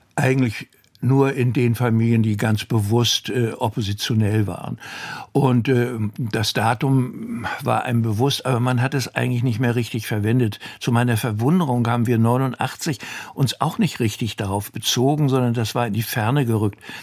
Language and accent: German; Northern Germany, Germany; bei uns im Norden